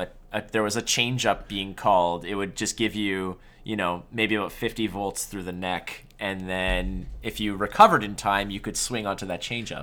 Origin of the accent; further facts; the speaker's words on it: Montreal, Quebec, Canada; I was born and raised in Montreal